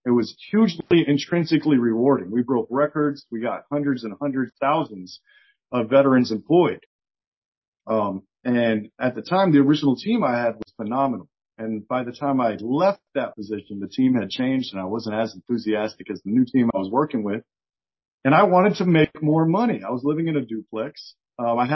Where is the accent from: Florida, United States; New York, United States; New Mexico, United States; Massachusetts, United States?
Florida, United States; South; I grew up in South Florida